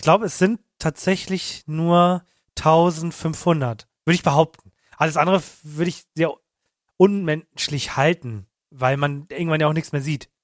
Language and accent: German; Hamburg, Germany; wir kommen aus Hamburg, der ist jetzt nicht groß